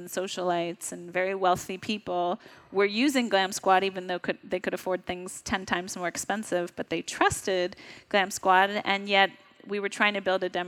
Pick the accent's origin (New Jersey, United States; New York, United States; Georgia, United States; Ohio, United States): New York, United States; I'm a New Yorker